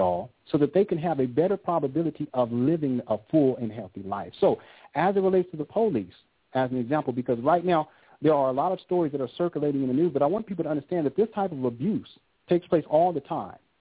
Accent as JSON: {"language": "English", "region": "Southern California", "country": "United States", "tie": "born or raised there", "said": "I grew up in Southern California, and I grew up during the advent of gangster rap"}